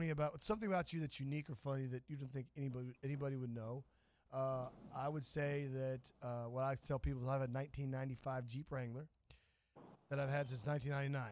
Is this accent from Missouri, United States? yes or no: yes; Missouri, United States; also born or lived in Topeka, Kansas; I was born in Topeka. I'm a Midwest boy. Grew up in Missouri